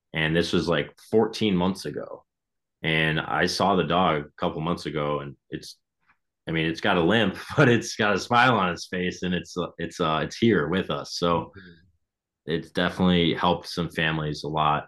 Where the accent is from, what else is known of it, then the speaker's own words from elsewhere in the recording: Michigan, United States; we're from Michigan. We started in Michigan